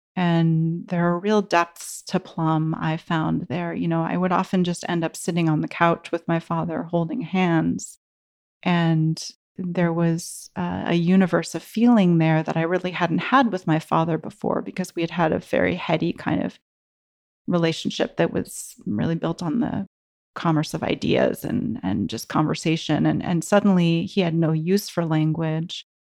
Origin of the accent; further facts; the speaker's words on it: Bay Area, California, United States; growing up in the Bay Area, you can't help but, like, osmotically be exposed to all of the the, the Buddhist activity around here